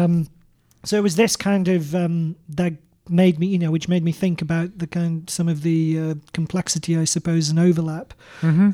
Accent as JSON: {"language": "English", "town": "Canterbury", "region": "South East England", "country": "United Kingdom", "tie": "born or raised there", "said": "my hometown of Canterbury"}